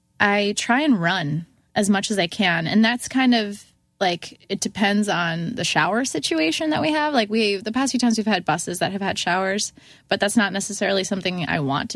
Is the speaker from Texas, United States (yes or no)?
no; Syracuse, New York, United States; I'm from Syracuse.